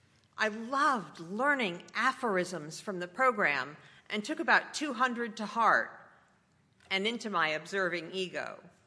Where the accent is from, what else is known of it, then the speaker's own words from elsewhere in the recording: Westchester, New York, United States; I grew up pretty normally in Westchester, New York